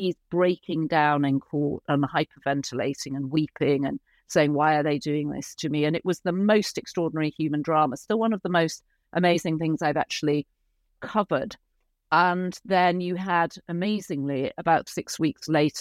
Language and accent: English; Yorkshire and the Humber, United Kingdom; moved away as an adult; also born or lived in London; now in United States; I started writing for the Yorkshire Post when I was 10